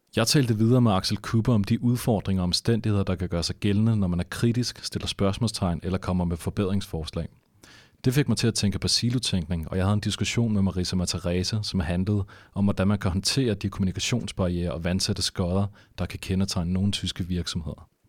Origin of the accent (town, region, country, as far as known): Denmark